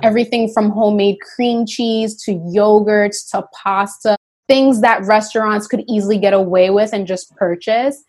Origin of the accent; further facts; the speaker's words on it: Yonkers, New York, United States; I grew up in Yonkers, New York